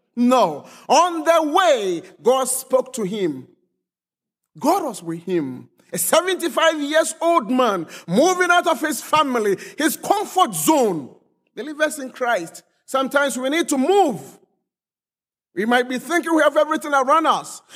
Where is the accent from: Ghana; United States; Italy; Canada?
Ghana; also born or lived in Hong Kong; now in Germany; Originally, I'm from Ghana, but I've been living in Germany for some time.